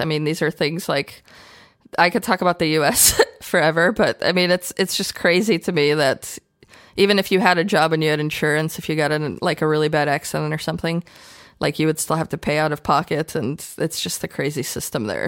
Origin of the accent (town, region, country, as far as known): Chicago, Illinois, United States; born or raised there; English is a second language; moved away as an adult; also born or lived in Ukraine / Austria; now in Berlin, Germany